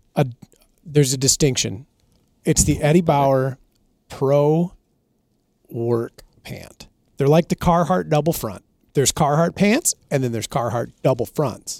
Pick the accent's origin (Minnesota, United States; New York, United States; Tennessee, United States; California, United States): Minnesota, United States; I'm from Minnesota, we had a moose hunt in Minnesota until two thousand thirteen.